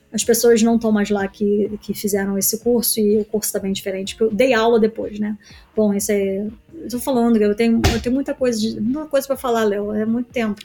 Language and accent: Portuguese; Niterói, Rio de Janeiro, Brazil; moved away as an adult; also born or lived in New York, United States; now in London, United Kingdom; Eu vim de Niterói, uma cidade pequena